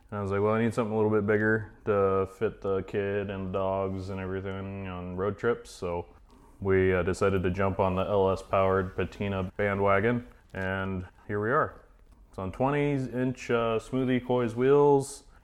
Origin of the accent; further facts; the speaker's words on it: Idaho, United States; born and raised in Idaho. I work at a shop called Treasure Valley Street Rods here in Boise